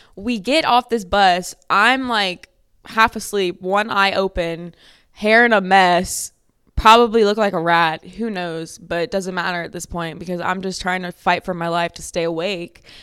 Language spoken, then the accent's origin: English; Lafayette, Louisiana, United States; I'm from Lafayette, Louisiana, which is below sea level